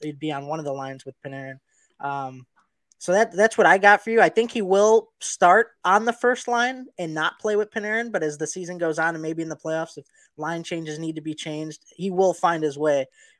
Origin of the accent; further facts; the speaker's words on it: Chicago, Illinois, United States; my hometown franchise